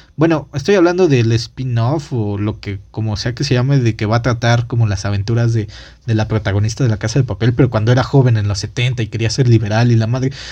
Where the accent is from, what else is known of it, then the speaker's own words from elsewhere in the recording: Mexico; somos los espectadores mexicanos